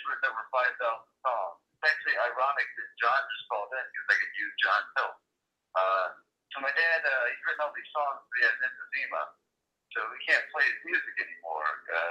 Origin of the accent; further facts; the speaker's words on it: Virginia, United States; I'm from Virginia and we didn't have a team